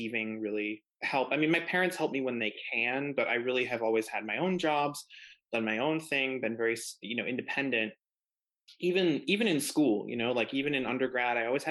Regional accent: Buffalo, New York, United States; moved away as an adult; now in New York City, United States; I'm from Buffalo, New York.

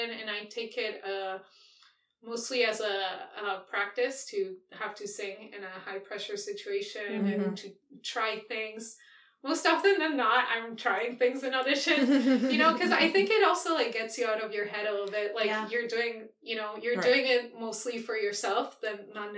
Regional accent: Argentina; moved away; I grew up in Argentina

